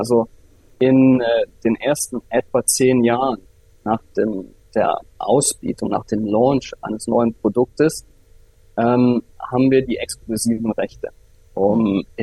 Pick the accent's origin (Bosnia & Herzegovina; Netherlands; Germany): Germany; Viersen, North Rhine-Westphalia; Ich komme aus Viersen, das ist bei Düsseldorf äh, mhm. in Nordrhein-Westfalen.